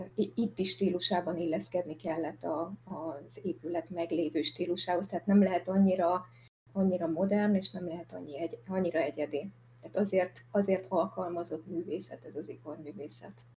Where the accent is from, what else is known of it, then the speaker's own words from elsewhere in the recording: Szikszó, Borsod-Abaúj-Zemplén, Hungary; a szülővárosomban Szikszón